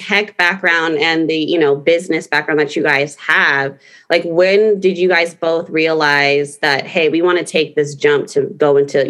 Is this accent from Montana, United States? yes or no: no; Fremont, California, United States; I'm from Fremont, so I'm here for the Bay Area.